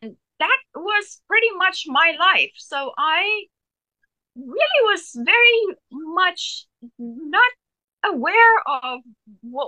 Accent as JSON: {"language": "English", "country": "South Africa", "tie": "born or raised there", "moved": "yes", "said": "I grew up half of my life, part of my life on a farm"}